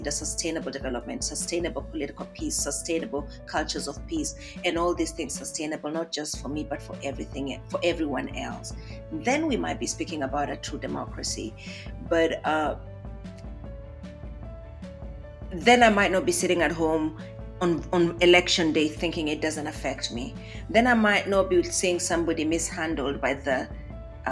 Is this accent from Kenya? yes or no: yes; Kenya; now in Harrisonburg, Virginia, United States; a Kenyan, which I am right now as well